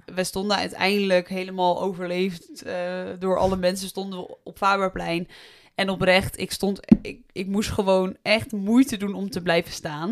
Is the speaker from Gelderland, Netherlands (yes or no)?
yes; Voorthuizen, Gelderland, Netherlands; moved away as an adult; now in Nijmegen, Netherlands; ik kom uit uh, Voorthuizen, wat veel verder ligt van Nijmegen